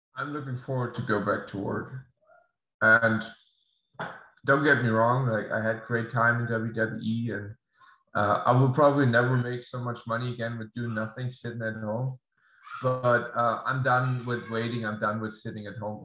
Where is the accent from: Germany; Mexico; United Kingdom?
Germany; English is a second language; moved away as an adult; now in United States; I have to move back to Germany first because of visa reasons as well. I cannot stay in the States. We'll move back to my hometown